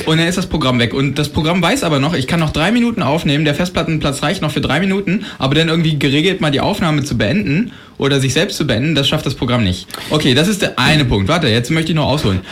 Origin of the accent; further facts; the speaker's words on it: Germany; wir Deutschen